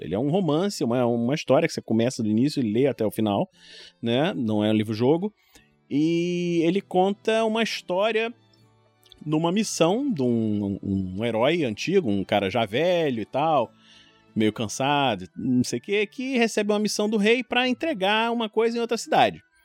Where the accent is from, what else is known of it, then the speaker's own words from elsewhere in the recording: Rio de Janeiro, Brazil; also born or lived in São Paulo; moro no Rio de Janeiro, nascido e criado no Rio